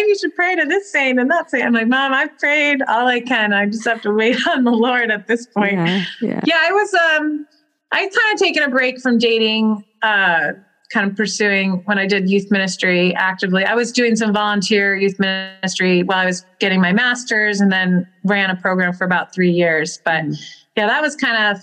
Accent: Arlington Diocese, Virginia, United States; I grew up in the Arlington Diocese

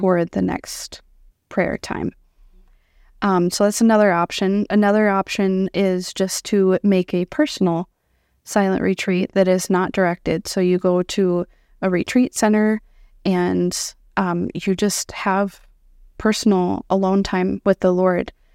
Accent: Iowa, United States; moved away as an adult; now in South Dakota, United States; born and raised in Iowa

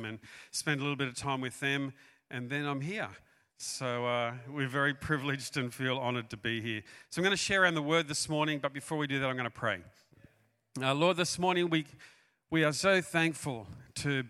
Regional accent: Australia; also born or lived in New South Wales, Australia / Queensland, Australia; We're from Australia.

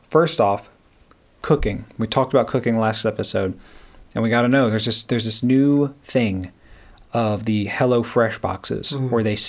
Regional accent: the South, United States; growing up in the South

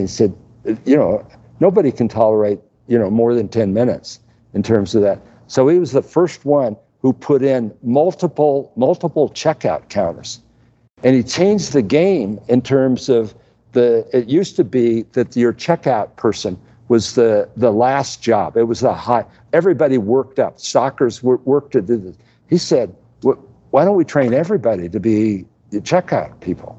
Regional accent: Midwest, United States; I grew up in the Midwest with you

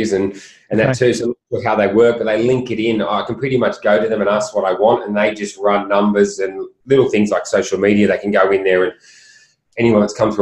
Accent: Sydney, New South Wales, Australia; I grew up on the Northern Beaches, which is only 20 minutes away

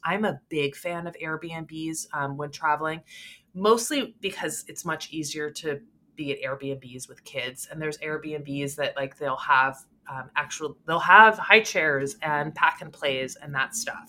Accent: Canada; I'm Canadian

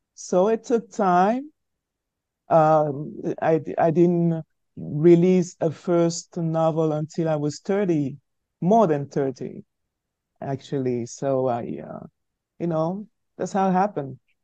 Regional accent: Douala, Littoral, Cameroon; first language French; English is a second language; moved away as an adult; now in France; being born in Africa, in post colonial Africa, uh, in the 70s, uh, in a country that had uh, both French and English as official languages, uh, being bred only in the French language when I was while I was growing up in Africa

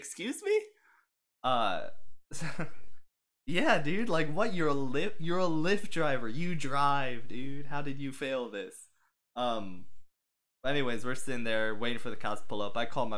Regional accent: Michigan, United States; I'm from Michigan

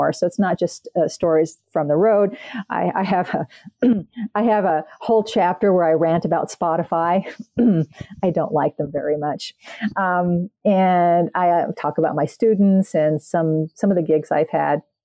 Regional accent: Canada; I'm Canadian

